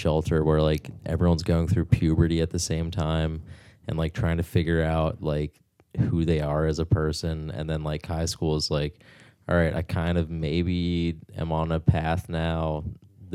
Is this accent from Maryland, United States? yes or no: yes; Rodgers Forge, Maryland, United States; I grew up in Rogers Forge